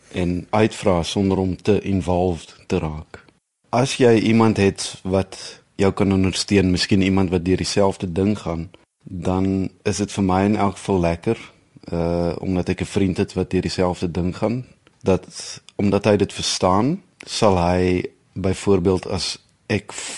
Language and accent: Afrikaans; Villiersdorp, Western Cape, South Africa; moved away as an adult; also born or lived in Bloemfontein / Netherlands; Ek is in die Oos-Kaap gebore het op Villiersdorp groot geword